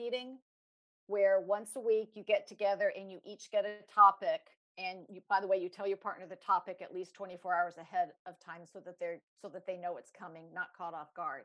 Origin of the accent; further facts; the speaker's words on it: Los Angeles, California, United States; I grew up in Los Angeles